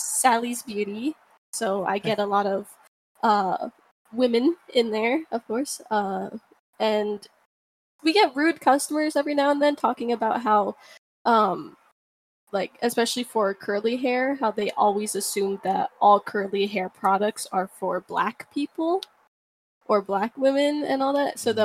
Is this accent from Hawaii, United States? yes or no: yes; Maui, Hawaii, United States; moved away as an adult; also born or lived in California; now in Washington, United States; I kind of grew up in Maui since I was like four years old until I was 17